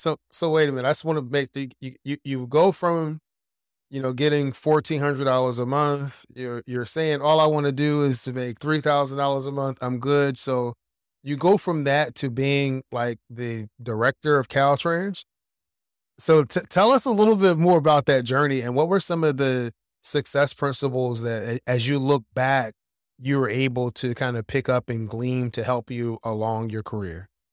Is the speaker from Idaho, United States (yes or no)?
no; Philadelphia, Pennsylvania, United States; when I was growing up in Philadelphia